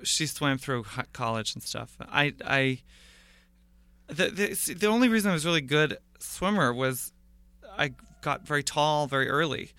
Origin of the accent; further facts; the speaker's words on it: Portland, Oregon, United States; moved away as an adult; also born or lived in Sarah Lawrence College, New York; now in Brooklyn, United States; I was born in Portland, Oregon. I, I, I grew up there